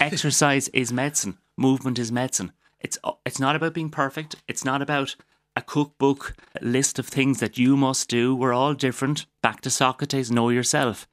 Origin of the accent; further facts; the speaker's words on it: Waterford, Munster, Ireland; I'm from Waterford. I'm very proud of the place I come from